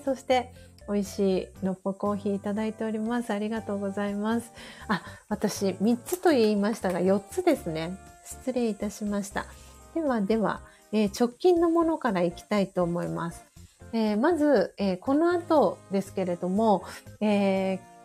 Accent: Tokyo, Japan; 東京都荒川区西尾具っていうところが私の実家なんですけど

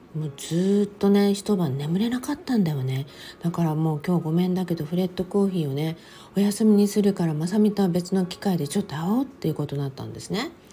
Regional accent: Okinawa, Japan; now in Los Angeles, United States; 私も沖縄生まれ沖縄育ち

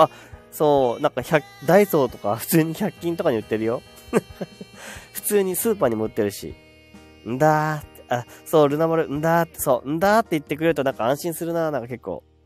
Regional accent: Miyagi, Japan; accent: Miyagi dialect; 宮城弁出ちゃったね

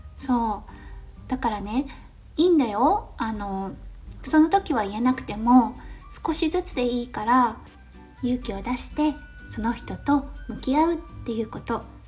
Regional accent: Japan; moved away as an adult; now in Australia; ここオーストラリアに来てまあ私日本で育って

